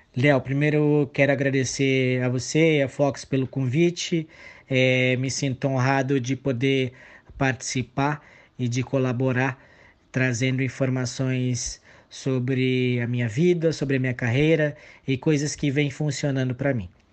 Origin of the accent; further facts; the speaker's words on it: São Paulo, Brazil; moved away as an adult; now in Campo Grande, Brazil; eu não sou natural de Campo Grande, eu sou de São Paulo, capital, mas eu estava aqui por conta da faculdade